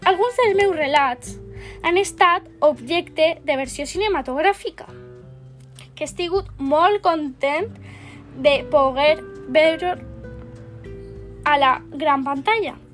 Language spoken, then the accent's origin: Catalan; Barcelona, Catalonia, Spain; born there; Vaig néixer a Barcelona el 11 de juliol de 1965 vaig estudiar antropologia a la Universitat de Barcelona.